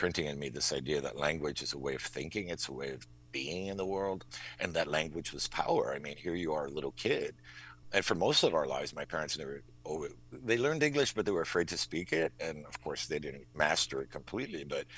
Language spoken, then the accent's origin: English; Miami, Florida, United States; moved away as an adult; also born or lived in Hartford, Connecticut; now in Maine, United States; we spoke Spanish in the household, and growing up in Miami, there's Spanish, everywhere, but it's also like kind of everyday colloquial Spanish.